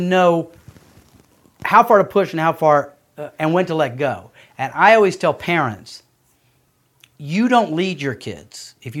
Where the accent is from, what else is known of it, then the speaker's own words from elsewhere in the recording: South Carolina, United States; I came from South Carolina.